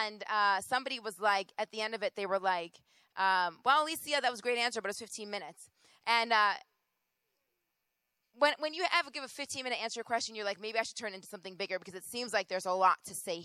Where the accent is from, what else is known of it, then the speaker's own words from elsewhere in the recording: Rochester, New York, United States; moved away; also born or lived in Boston; I am originally from Rochester, New York